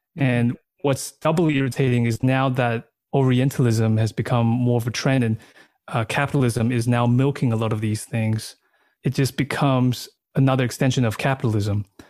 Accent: Australia; moved away as an adult; also born or lived in Taiwan / Thailand / China / New York; now in Berlin, Germany; that was the age when we went to Australia, and then I grew up in Australia

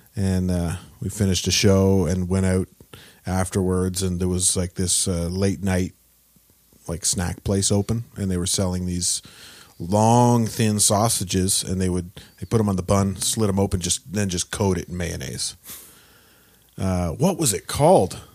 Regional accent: Peterborough, Ontario, Canada; also born or lived in Gaspé, Quebec / Quebec City / Toronto; I grew up, uh, in Peterborough for the most part. I was born in Gaspé, in, uh, Quebec

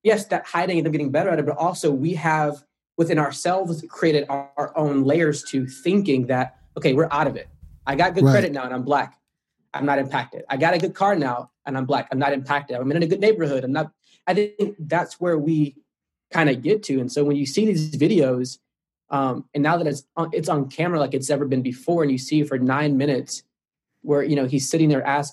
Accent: St. Louis, Missouri, United States; I'm from St. Louis, minutes away from Ferguson

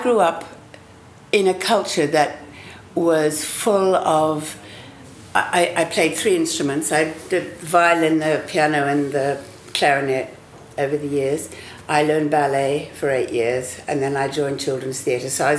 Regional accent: Auckland, New Zealand; my childhood in Auckland, I was born in Takapuna

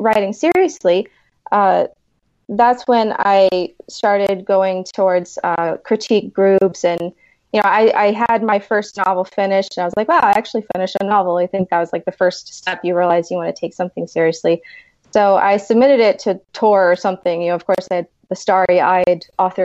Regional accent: Key West, Florida, United States; I grew up on an island. I'm from Key West, Florida.

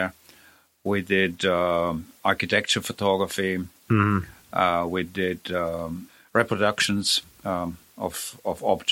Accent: Switzerland; moved away; I was born in Switzerland

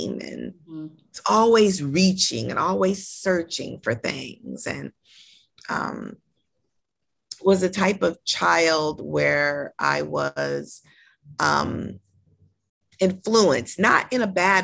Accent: Los Angeles, California, United States; I'm born and raised in Los Angeles

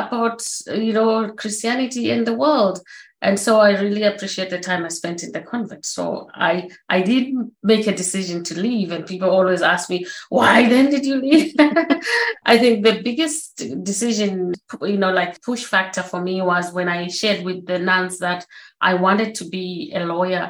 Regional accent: Zimbabwe; moved away; I was born in Zimbabwe, as you said, on a family. We had 8 siblings, so 7 girls, 1 boy

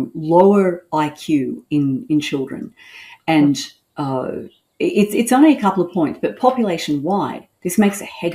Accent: Sydney, New South Wales, Australia; moved away as an adult; now in Queensland, Australia; I'm from Sydney originally, which is in New South Wales.

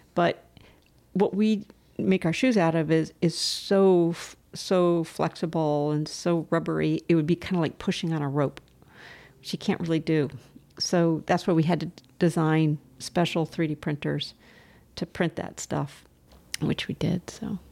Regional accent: Southern California, United States; moved away as an adult; also born or lived in Chicago / Boston / Charlottesville / Gloucester Rockport area; now in Scottsville, United States; I grew up in Southern California where there's, you know, it's congested

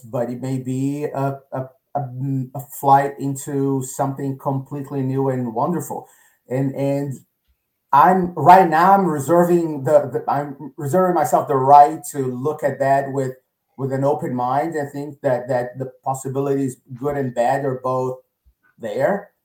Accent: Rio de Janeiro, Brazil; now in Connecticut, United States; I grew up in Rio

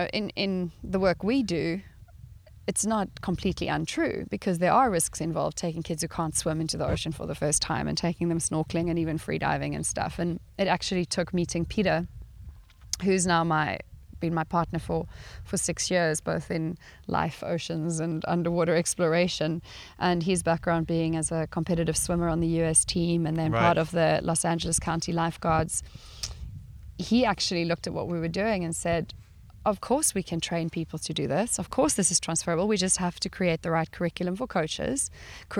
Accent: South Africa; moved away as an adult; also born or lived in Sweden; coming from a background of growing up in South Africa in the 80s.

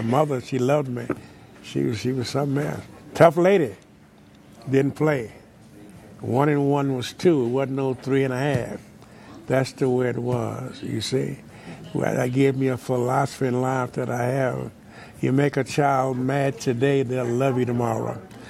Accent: Wichita Falls, Texas, United States; I grew up in Wichita Falls, Texas, 601 Dallas Street.

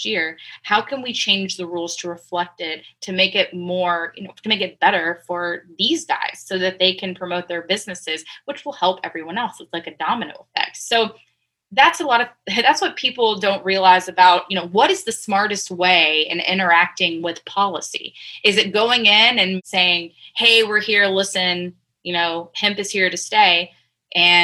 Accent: East Texas, United States; I'm from a small town in East Texas, super conservative

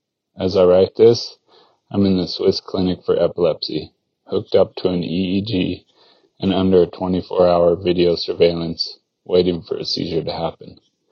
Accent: Mammoth Lakes, California, United States; Growing up in Mammoth Lakes, a town in the Sierra Nevada mountains of California, I was lucky enough to learn how to ski around the same time that I learned how to walk.

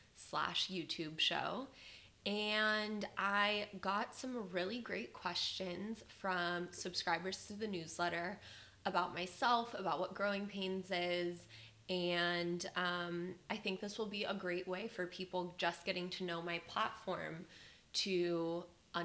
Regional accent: Las Vegas, Nevada, United States; moved away as an adult; now in Austin, United States; I was born in Las Vegas, Nevada. I was born and raised there and lived there pretty much until I went away to college.

